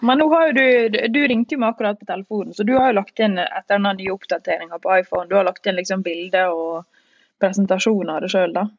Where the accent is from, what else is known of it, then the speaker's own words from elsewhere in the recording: Northern Norway, Norway; meg som nordlending